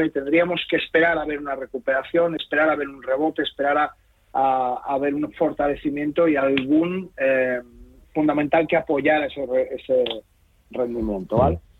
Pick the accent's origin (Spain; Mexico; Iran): Spain; nosotros como ciudadanos españoles tenemos que tributar por nuestras rentas mundiales